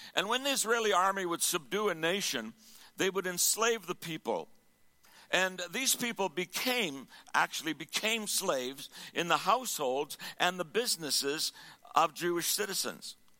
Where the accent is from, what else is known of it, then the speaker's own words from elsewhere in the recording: Sherwood Park, Alberta, Canada; Sherwood Park